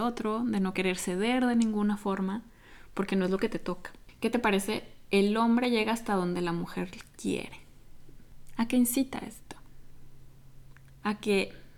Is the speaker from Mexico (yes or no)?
yes; Mexico; soy de México